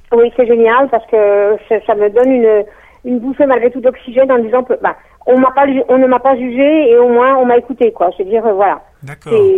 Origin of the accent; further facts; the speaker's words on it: Strasbourg, Grand Est, France; moved away as an adult; also born or lived in Toulouse; now in Strasbourg, France; je suis originaire de Strasbourg au départ